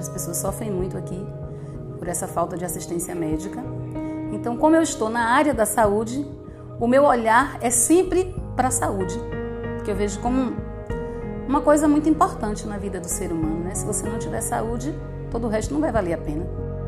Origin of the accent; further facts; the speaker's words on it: Camacã, Bahia, Brazil; Eu nasci em São João do Panelinha, município de Camacã. Morei lá dos 7 aos 12